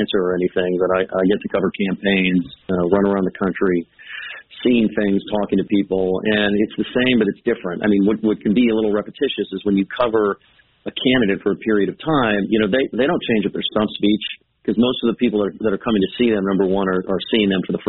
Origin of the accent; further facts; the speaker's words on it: California, United States; I'm from California where nobody cares about politics except that maybe once in a generation